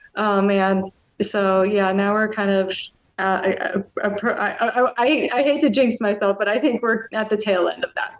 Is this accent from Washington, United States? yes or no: yes; near Seattle, Washington, United States; moved away as an adult; now in Germany; I grew up near Seattle